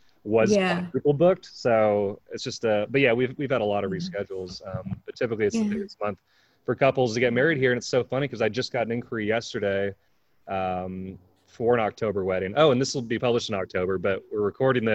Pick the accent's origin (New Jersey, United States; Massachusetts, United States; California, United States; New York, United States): California, United States; Northern; also born or lived in North Carolina; now in Asheville, United States; I grew up in California, where it was Northern California mostly